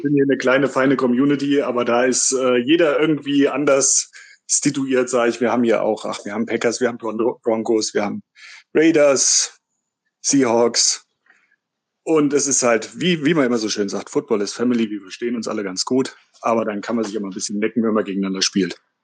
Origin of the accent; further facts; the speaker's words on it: Gemünden, Hesse, Germany; ich komme aus dem schönen Nordhessen, Gmünden bei Marburg